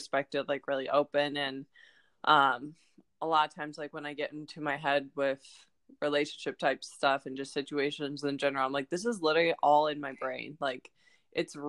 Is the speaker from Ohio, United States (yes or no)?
yes; Ohio, United States; I'm from Ohio